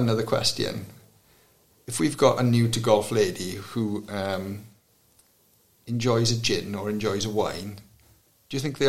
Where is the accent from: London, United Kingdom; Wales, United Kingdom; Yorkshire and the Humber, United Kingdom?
Wales, United Kingdom; Maesteg; the course I grew up in Maesteg